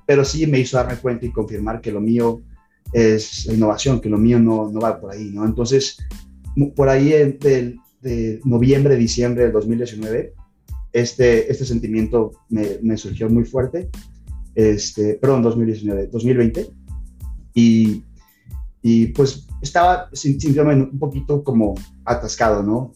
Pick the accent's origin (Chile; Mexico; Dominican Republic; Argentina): Mexico; moved away as an adult; also born or lived in Canada; soy nacido y crecido en México